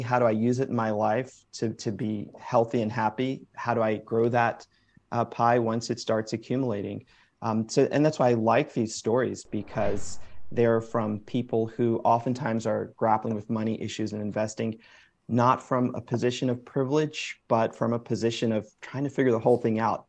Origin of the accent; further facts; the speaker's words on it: Springfield, Massachusetts, United States; I was born in Springfield, Massachusetts, so first generation uh, American